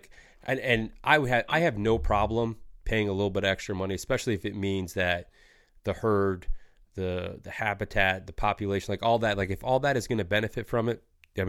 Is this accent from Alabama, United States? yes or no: no; Michigan, United States; Like growing up in Michigan, like I always, I didn't have a ton of time to do it with like sports and stuff like that.